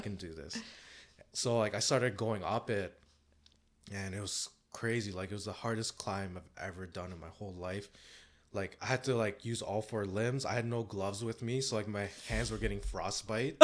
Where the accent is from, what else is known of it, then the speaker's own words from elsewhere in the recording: Canada; I'm Canadian.